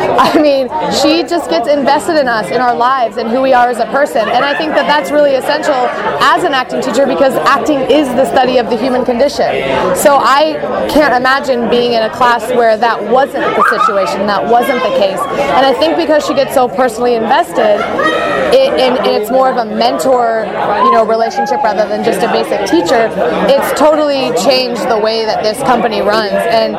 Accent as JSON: {"language": "English", "region": "Ohio", "country": "United States", "lives_now": "Los Angeles, United States", "said": "I'm originally from Ohio. I modeled when I was a teenager and then decided that acting was the thing for me. So I have lived in LA for some time now"}